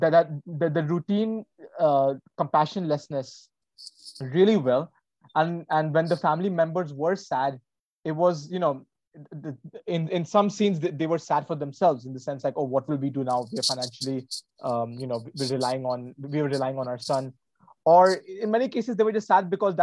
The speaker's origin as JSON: {"language": "English", "town": "Varanasi", "region": "Uttar Pradesh", "country": "India", "said": "I am from this Hindi belt. I'm from Varanasi"}